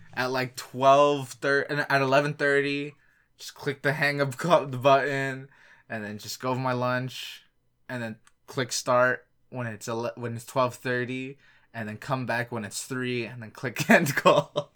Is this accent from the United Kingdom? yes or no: no; Ontario, Canada; I'm Canadian